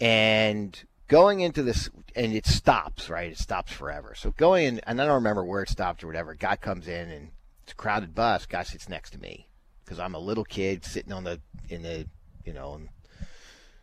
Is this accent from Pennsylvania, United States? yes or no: no; Baltimore, Maryland, United States; moved away; So I grew up in Baltimore, Maryland, and my relatives lived up to New Jersey.